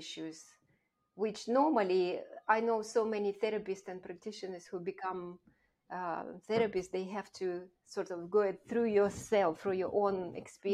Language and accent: English; Russia; moved away as an adult; also born or lived in Kazakhstan / United Kingdom; I grew up in Russia, Soviet Russia at the time